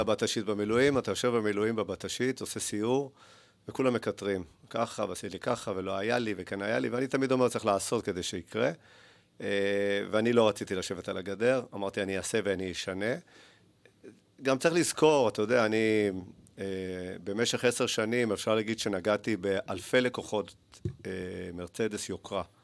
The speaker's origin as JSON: {"language": "Hebrew", "town": "Haifa", "region": "Haifa District", "country": "Israel", "tie": "born or raised there", "also_born_or_lived": "Argentina / Netanya", "said": "גדלתי בארגנטינה, עליתי בגיל שלוש"}